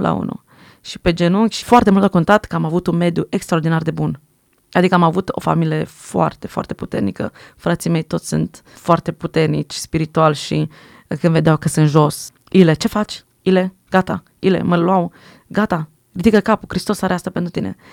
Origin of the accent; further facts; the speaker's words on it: Switzerland; first language French; Romanian is a second language; Prima limbă ce am învățat a fost franceză, după aia am învățat românește, că am crescut în Elveția